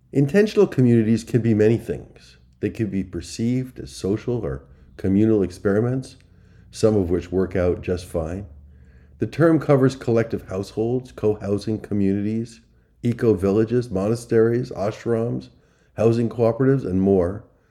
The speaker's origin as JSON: {"language": "English", "area": "Long Island", "region": "New York", "country": "United States", "tie": "born or raised there", "said": "I grew up on Long Island, and I, and know my Levitt towns"}